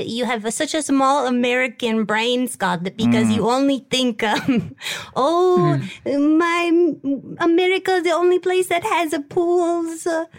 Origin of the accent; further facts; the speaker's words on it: Turin, Piedmont, Italy; I'm from Italy. I'm from Torino.